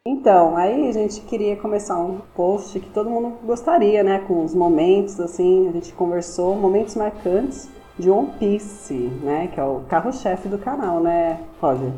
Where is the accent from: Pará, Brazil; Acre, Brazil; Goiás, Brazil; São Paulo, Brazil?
São Paulo, Brazil; sou de São Paulo